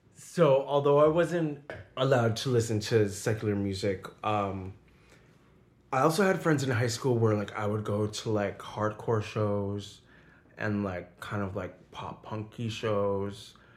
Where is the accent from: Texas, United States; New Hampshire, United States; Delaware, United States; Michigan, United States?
New Hampshire, United States; southern; moved away as an adult; also born or lived in Boston, Massachusetts / Puerto Rico (family); now in New York City, United States; So I grew up right outside of Boston, pretty much raised in southern New Hampshire